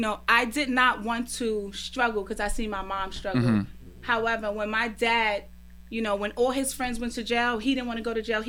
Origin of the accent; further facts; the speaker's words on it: Brooklyn, New York, United States; I'm from Brooklyn, yeah.